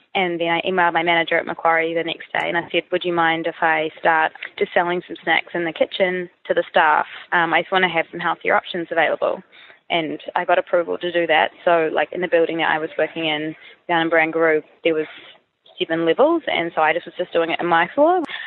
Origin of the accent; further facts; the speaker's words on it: New Zealand; moved away as an adult; now in Sydney, Australia; I'm from New Zealand, um, and I've moved to Sydney about three and a quarter years ago